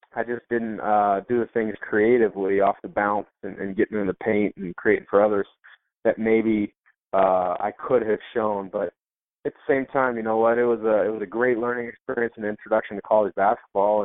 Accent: Portland, Oregon, United States; growing up in Portland.

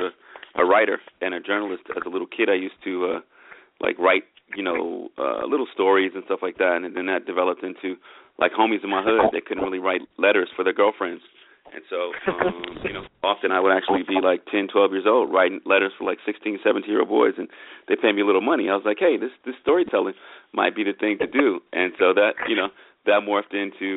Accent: Oakland, California, United States; moved away as an adult; also born or lived in San Diego / New York / Los Angeles; I grew up in the Bay Area in Oakland

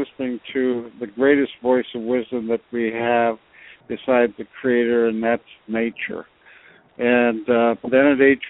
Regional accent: Pribilof Islands, Alaska, United States; And I am Aleut, or Unungan, as we say in our language, and I come from the Pribilof Islands in the Bering Sea.

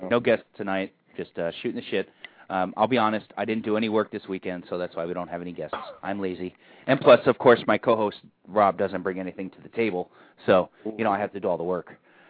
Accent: San Francisco, California, United States; I'm from San Francisco.

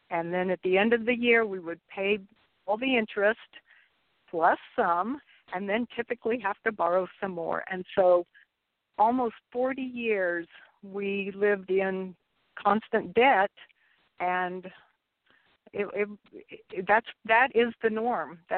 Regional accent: Kansas, United States; because of my personal uh, life experience of growing up in Kansas, experiencing Kansas summers and Kansas winters, and the struggle of Kansas farmers

